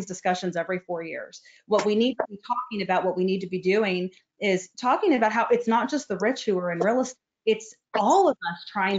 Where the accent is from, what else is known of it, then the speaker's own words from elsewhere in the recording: United States; we're American.